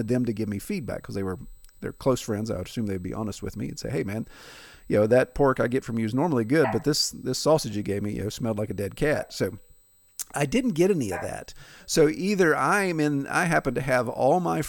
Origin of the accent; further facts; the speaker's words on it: Appalachia, United States; being born and raised in Appalachia